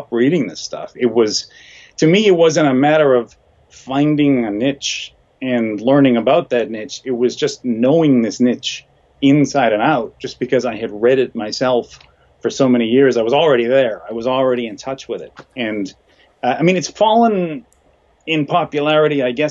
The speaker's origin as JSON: {"language": "English", "town": "Boston", "region": "Massachusetts", "country": "United States", "tie": "born or raised there", "said": "I grew up in Boston"}